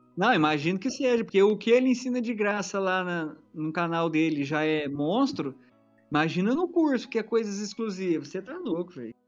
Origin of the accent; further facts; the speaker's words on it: Minas Gerais, Brazil; eu sou de Minas Gerais